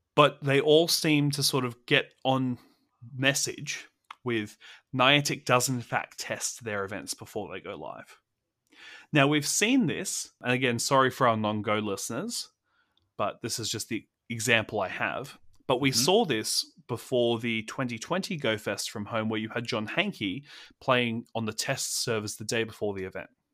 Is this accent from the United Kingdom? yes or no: no; Australia; as an Australian